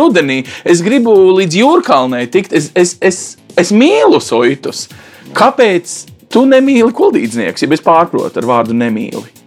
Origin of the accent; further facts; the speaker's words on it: Riga, Latvia; es kā rīdzinieks